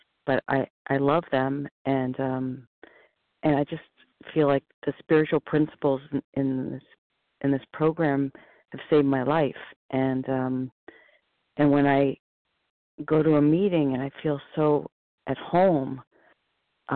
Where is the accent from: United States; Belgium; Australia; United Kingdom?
United States; New York City, New York; Growing up in Manhattan